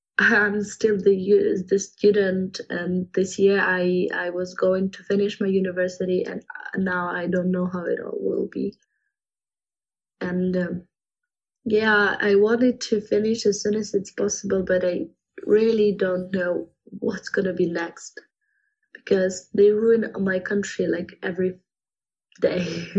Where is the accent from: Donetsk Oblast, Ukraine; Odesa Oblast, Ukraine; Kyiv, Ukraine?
Kyiv, Ukraine; English is a second language; So I was born in Kyiv, in the capital of Ukraine, and in the city center, but currently I'm living still in Kyiv, but on the left bank of the city. And my father is from Kyiv, my mother is from the eastern Ukraine, Zaporizhia. But all my life I lived here